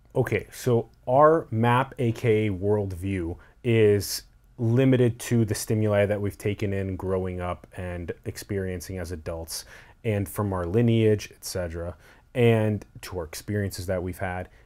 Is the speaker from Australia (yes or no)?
no; United States; how I was born and how I was grown up, like, here in the United States